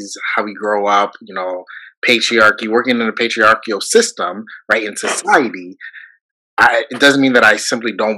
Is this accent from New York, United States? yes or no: yes; Buffalo, New York, United States; I'm from Buffalo